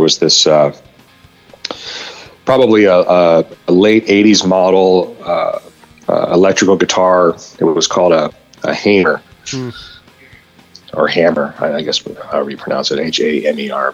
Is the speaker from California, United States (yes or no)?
yes; Orange County, California, United States; I'm from Orange County